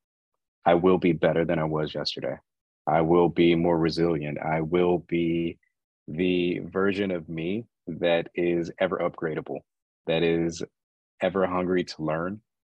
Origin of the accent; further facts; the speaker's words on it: Asheville, North Carolina, United States; I was born and raised in Asheville, North Carolina